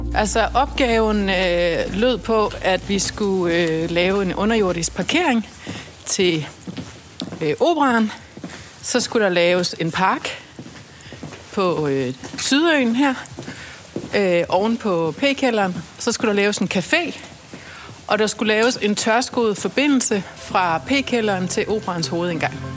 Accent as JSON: {"language": "Danish", "area": "South Funen", "region": "Southern Denmark", "country": "Denmark", "tie": "born or raised there", "moved": "yes", "lives_now": "Copenhagen, Denmark", "said": "Jeg voksede op på Sydfyn, langt ude i skoven"}